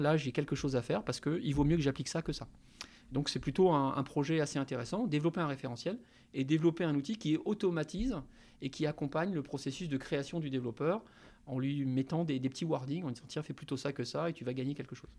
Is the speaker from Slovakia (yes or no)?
no; Ch'ti, Hauts-de-France, France; moved away as an adult; also born or lived in Paris; now in Nantes, France; je suis d'origine ch'ti, donc j'ai commencé, on va dire, ma vie dans le, nord de la France